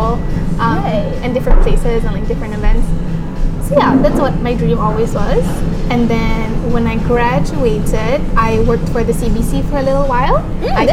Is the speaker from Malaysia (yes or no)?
yes; Malaysia; moved away as an adult; also born or lived in Canada; I am 28, born and bred in Malaysia. And then I went abroad for school, and I worked in Canada for about 6 years.